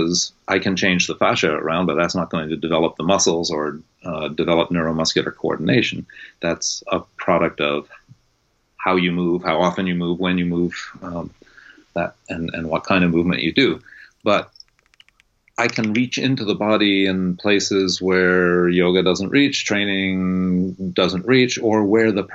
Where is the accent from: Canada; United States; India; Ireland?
United States; New England; moved away as an adult; also born or lived in California; I was born on the East Coast and was raised very much up in that kind of New Englandy, don't pay attention to your body kind of upbringing